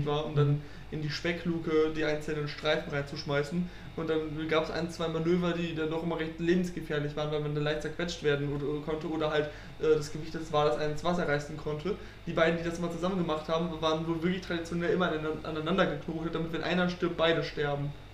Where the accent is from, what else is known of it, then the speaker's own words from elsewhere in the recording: Frisia, Germany; now in Münster, Germany; ich bin ja auch äh, Friese, bin schon als kleiner Junge auf Amrum gewesen